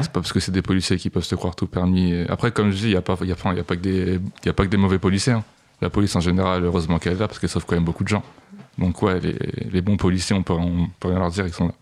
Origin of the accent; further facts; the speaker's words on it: Paris suburbs, Île-de-France, France; also born or lived in Bagnolet / Clamart; je suis né à Paris et j'ai fait une année à Porte-de-Pantin